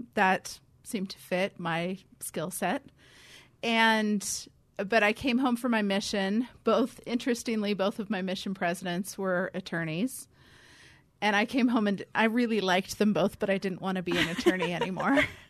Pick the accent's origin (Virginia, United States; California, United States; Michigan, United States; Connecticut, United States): California, United States; moved away; I grew up in California, where seminary was a calling